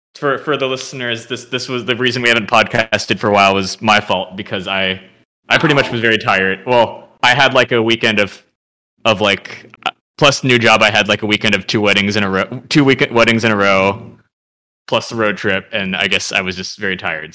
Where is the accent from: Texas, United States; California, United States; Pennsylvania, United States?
California, United States; San Jose; we grew up together in San Jose